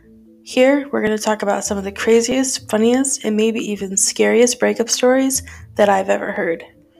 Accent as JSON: {"language": "English", "region": "California", "country": "United States", "said": "I'm 25 from California."}